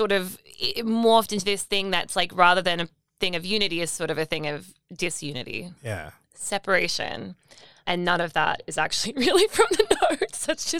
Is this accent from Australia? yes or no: yes; Australia; I'm Australian, which like is a whole subculture thing here now.